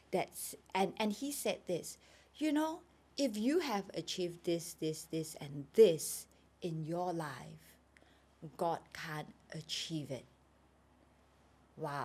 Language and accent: English; Sabah, Malaysia; moved away as an adult; now in Kuala Lumpur, Malaysia; I was born in KL, but I was brought up in Sabah. I went to Sabah when I was a baby